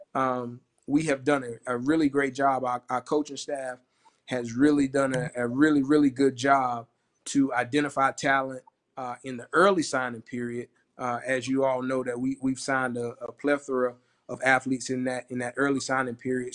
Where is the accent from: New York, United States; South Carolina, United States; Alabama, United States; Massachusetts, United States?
South Carolina, United States; Orangeburg; I'm from Orangeburg